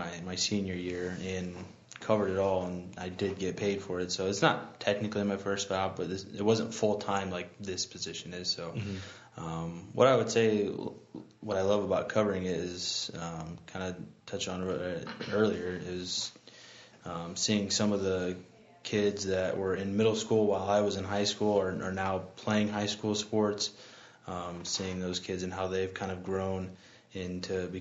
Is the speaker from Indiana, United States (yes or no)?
yes; Noble County, Indiana, United States; also born or lived in Fort Wayne, Indiana; being a Central Noble grad and growing up in Noble County, I lived in Kendallville my last year and a half of high school